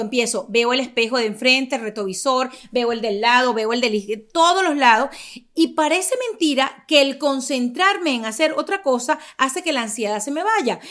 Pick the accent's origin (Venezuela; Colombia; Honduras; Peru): Venezuela; Caracas, Capital District; moved away as an adult; now in United States; Yo vengo de Caracas, ya les digo, venezolana